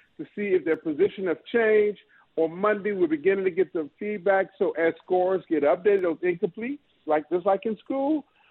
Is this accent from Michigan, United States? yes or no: yes; Detroit, Michigan, United States; now in Mississippi, United States; I grew up in Detroit, but I live in Mississippi.